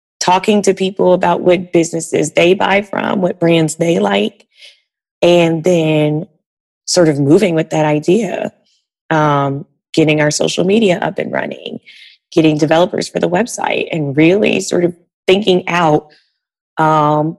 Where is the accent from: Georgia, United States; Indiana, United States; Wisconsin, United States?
Georgia, United States; moved away as an adult; now in Washington, D.C., United States; I'm from Georgia, so I'm used to driving around and got rid of my car when I moved to DC